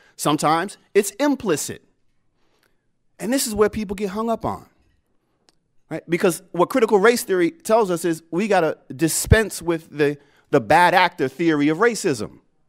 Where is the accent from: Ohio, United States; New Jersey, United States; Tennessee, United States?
Ohio, United States; You know, I grew up poor in Southeast Ohio. We didn't even have well water.